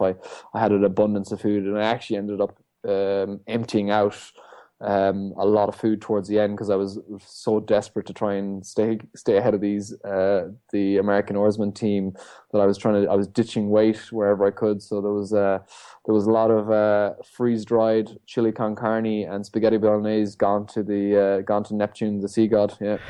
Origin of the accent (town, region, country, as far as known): Ireland; born or raised there